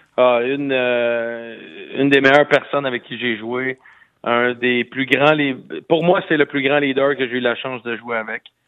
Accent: Quebec, Canada; moi comme Québécois euh, canadien

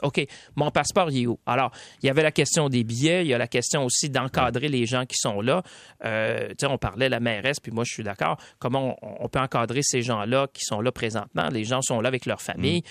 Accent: Quebec, Canada; ici chez nous au Québec

